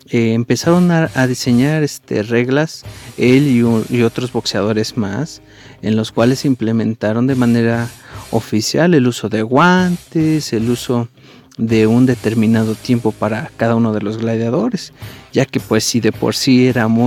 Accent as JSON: {"language": "Spanish", "country": "Mexico", "said": "de, hecho nosotros como mexicanos pues nos llena de orgullo"}